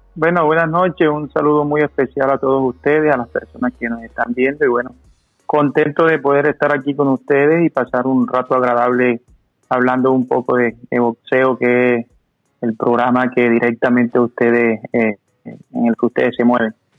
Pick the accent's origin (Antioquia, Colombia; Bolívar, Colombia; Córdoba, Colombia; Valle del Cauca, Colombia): Córdoba, Colombia; Montería; moved away as an adult; yo nací en un barrio de la ciudad de Montería que se llama Cantaclaro